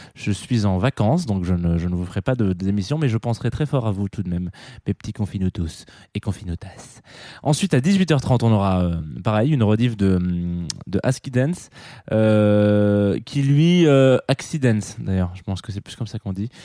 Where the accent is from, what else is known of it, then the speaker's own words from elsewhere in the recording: France; chez nous, en France